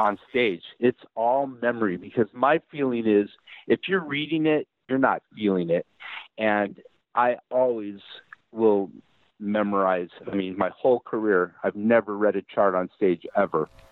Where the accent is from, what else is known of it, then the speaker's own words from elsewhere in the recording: United States; I'm American